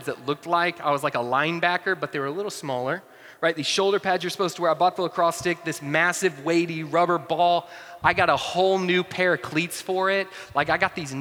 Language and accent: English; North Georgia, United States; also born or lived in Atlanta; I grew up in North Georgia